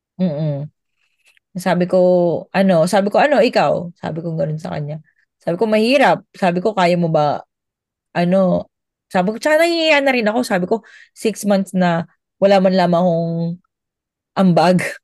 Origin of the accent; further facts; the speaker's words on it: Philippines; moved away as an adult; also born or lived in Abu Dhabi, United Arab Emirates; bilang Pilipino